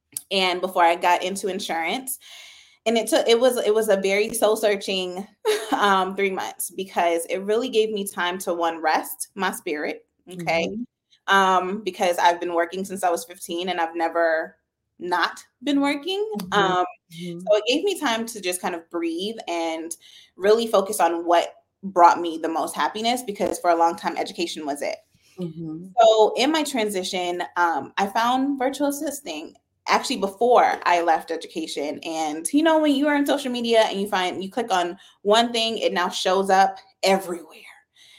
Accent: Brooklyn, New York, United States; born there; now in Georgia, United States; So actually, my family is from Jamaica. I was born in Brooklyn, New York.

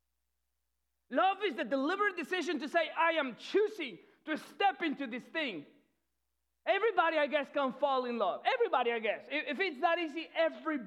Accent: Peru; English is a second language; moved away; I'm not from here, okay? That's where the accent comes from. If you're new, I'm from Peru. So English is not my first language.

